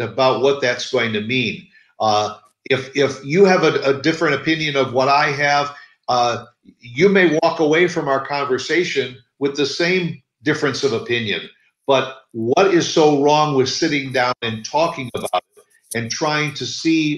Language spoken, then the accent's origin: English; Midwest, United States; growing up in the Midwest